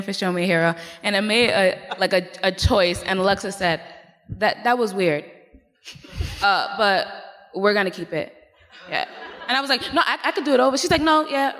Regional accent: New York City, New York, United States; I'm from East New York, Brooklyn

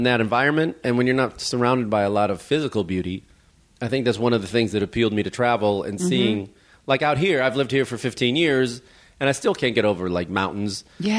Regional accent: Chicago area, Illinois, United States; we're both from the Chicago area.

